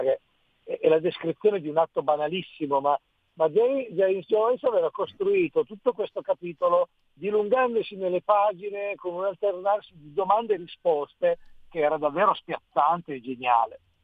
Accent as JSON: {"language": "Italian", "region": "Piedmont", "country": "Italy", "said": "da piemontese non posso assolutamente prescindere né da Beppe Fenoglio né da Cesare Pavese innanzitutto, io d'altronde vengo proprio dalle loro terre"}